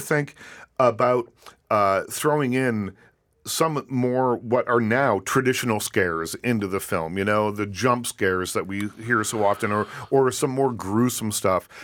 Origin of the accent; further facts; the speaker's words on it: Nova Scotia, Canada; Growing up on the East Coast of Canada